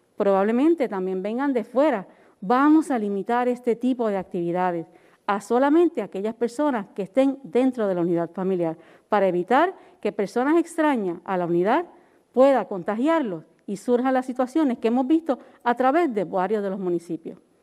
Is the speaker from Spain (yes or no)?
no; Puerto Rico; Los puertorriqueños hemos sido resilientes